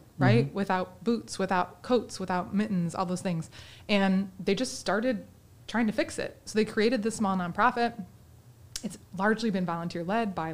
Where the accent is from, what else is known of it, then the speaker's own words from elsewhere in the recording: Vicksburg, Michigan, United States; I grew up in Vicksburg and in the Vicksburg school system